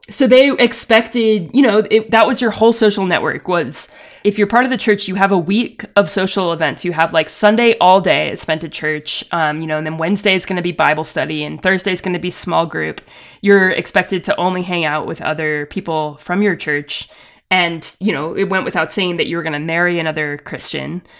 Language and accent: English; the South, United States; I grew up in the South, attending with my family a non-denominational evangelical megachurch.